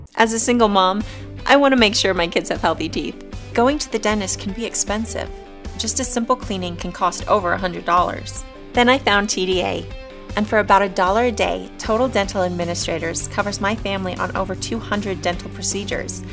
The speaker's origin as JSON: {"language": "English", "town": "Nashville", "region": "Tennessee", "country": "United States", "tie": "born or raised there", "also_born_or_lived": "Montreal, Canada / Raleigh, North Carolina", "said": "I grew up in Nashville mainly, like the place that I was the most was in Nashville, Tennessee, and before that it was Raleigh, North Carolina"}